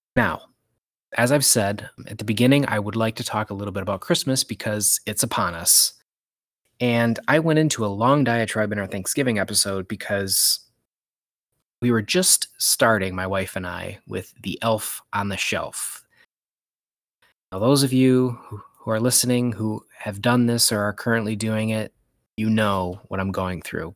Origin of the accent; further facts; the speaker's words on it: Michigan, United States; I'm from Michigan, I call it pop